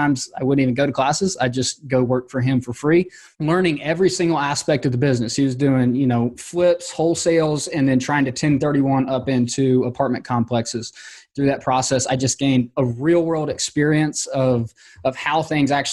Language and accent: English; Georgia, United States; my hometown, which, you know, I'm in Georgia and it gets really hot here in the summers